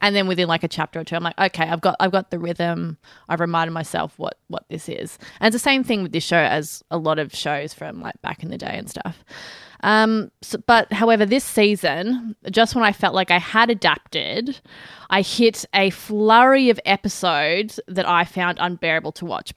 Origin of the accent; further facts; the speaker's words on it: Australia; accent: Australian; my usual annoying Australian accent